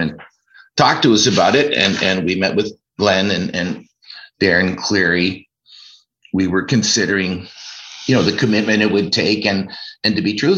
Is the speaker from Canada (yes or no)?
yes; Ancaster, Ontario, Canada; I was born in Ancaster and spent my whole life playing hockey